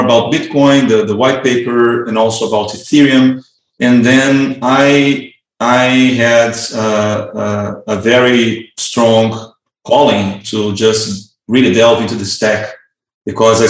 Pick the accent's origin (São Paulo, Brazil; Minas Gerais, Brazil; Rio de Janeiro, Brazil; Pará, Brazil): Rio de Janeiro, Brazil; moved away as an adult; I'm originally from Brazil